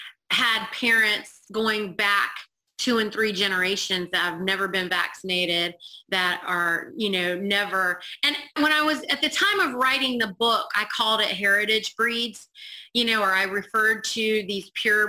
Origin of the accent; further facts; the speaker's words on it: India; And I know I'm Indian and I can tolerate the sun a lot more